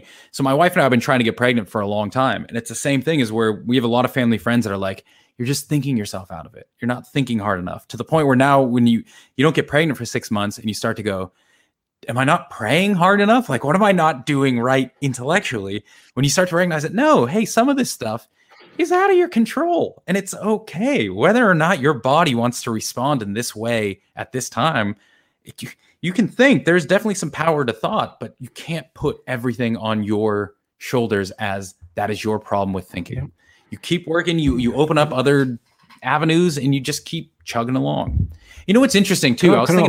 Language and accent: English; United States; moved away as an adult; now in Australia; I'm because I'm American